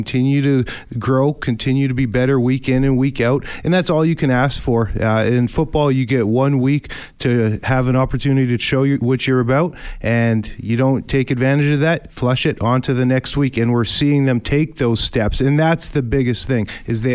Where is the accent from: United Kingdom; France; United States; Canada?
Canada; Winnipeg, Manitoba; I'm from Winnipeg, North End Winnipeg. I'm a hard worker, blue collar kid myself